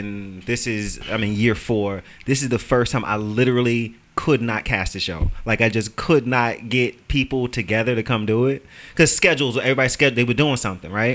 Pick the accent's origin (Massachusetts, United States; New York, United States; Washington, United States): New York, United States; New York City; I grew up in Brooklyn. I grew up in Red Hook in the projects